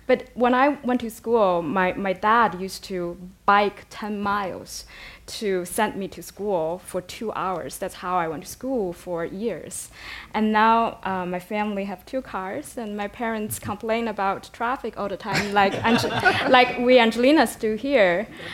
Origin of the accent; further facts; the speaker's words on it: Wuhan, Hubei, China; moved away as an adult; also born or lived in Europe; In my hometown, Wuhan is a very industrialized city. There are just cranes everywhere until today.